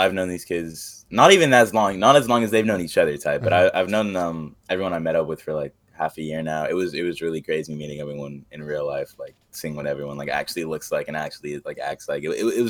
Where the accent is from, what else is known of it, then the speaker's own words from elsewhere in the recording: San Diego, California, United States; also born or lived in Orange County; I've moved around SoCal for like most of my like childhood. I was like, I think when I first came there, I was like 4, and I stayed in San Diego for quite a bit, and then I moved to OC